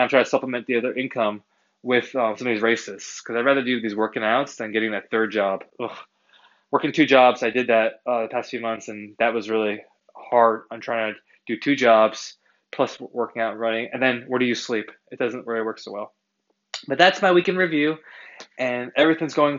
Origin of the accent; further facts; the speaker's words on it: Massachusetts, United States; I'm an East Coaster, I am from Massachusetts